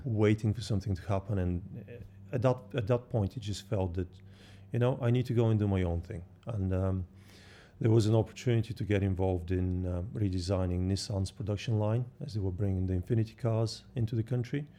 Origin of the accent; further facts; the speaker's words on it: Bulgaria; moved away as an adult; I was born in Bulgaria and I grew up, um, just on the seaside